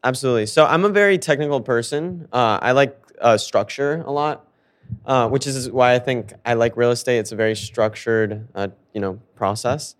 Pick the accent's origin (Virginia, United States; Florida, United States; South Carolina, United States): Florida, United States; Fort Lauderdale; moved away as an adult; also born or lived in South America / Miami; now in New York, United States; I grew up in Fort Lauderdale